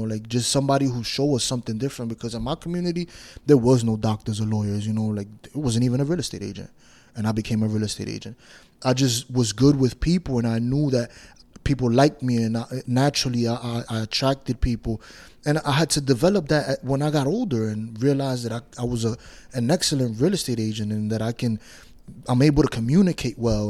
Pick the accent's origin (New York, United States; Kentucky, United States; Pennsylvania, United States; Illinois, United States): New York, United States; New York City; I grew up in Washington Heights, New York